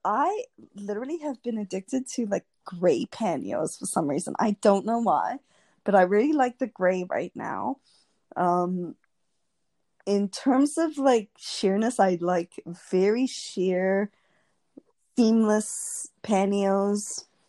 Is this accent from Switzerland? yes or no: no; South Africa; I grew up in South Africa